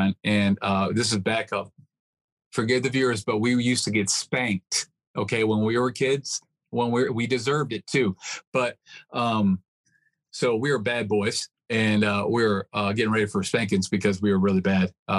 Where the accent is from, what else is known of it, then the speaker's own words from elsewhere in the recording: West Virginia, United States; also born or lived in Michigan; I was born in Michigan. And right after I was born, we were living in West Virginia